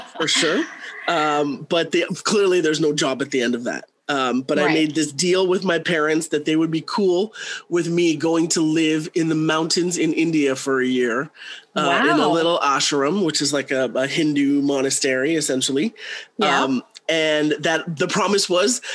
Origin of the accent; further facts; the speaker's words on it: Canada; also born or lived in South Africa; I was born in South Africa. I moved to Canada when I was 18 months old